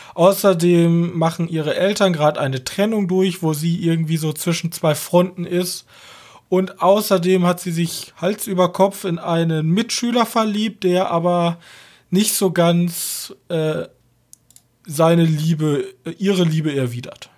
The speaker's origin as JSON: {"language": "German", "country": "Germany", "said": "als Deutscher"}